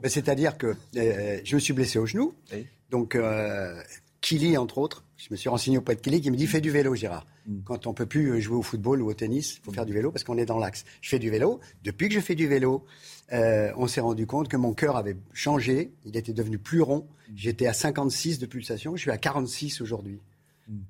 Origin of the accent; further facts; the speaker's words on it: Paris, Île-de-France, France; now in Nice, France; je suis né à Belleville. Oui. Je suis né passage Julien Lacroix à Belleville.